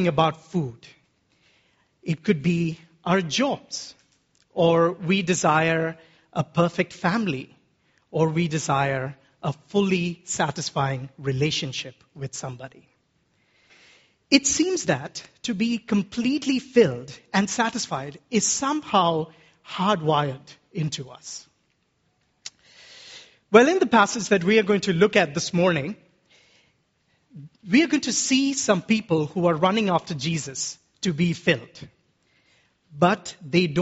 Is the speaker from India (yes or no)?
yes; Kerala, India; As an Indian man from Kerala